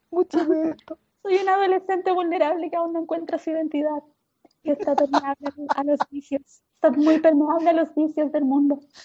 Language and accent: Spanish; Chile; soy chilena, soy muy chilena